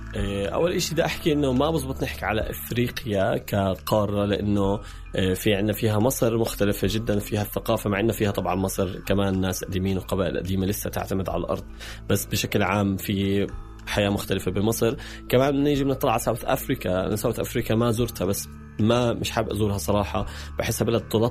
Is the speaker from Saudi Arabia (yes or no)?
no; Palestine; also born or lived in Jordan; إني أنا فلسطيني